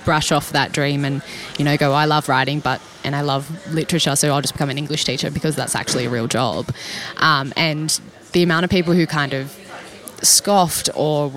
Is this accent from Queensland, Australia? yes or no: no; Sydney, New South Wales, Australia; I was born and raised in the Sutherland Shire